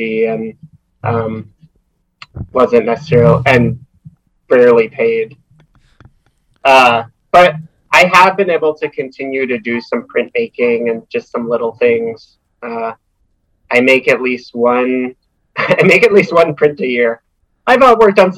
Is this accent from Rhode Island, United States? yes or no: no; outside of Philadelphia, Pennsylvania, United States; moved away as an adult; also born or lived in Twin Cities, Minnesota; I grew up outside of Philadelphia.